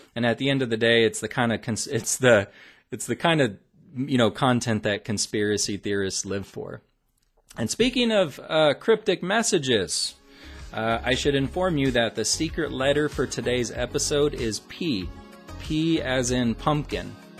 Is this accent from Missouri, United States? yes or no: no; Omaha, Nebraska, United States; my hometown of Omaha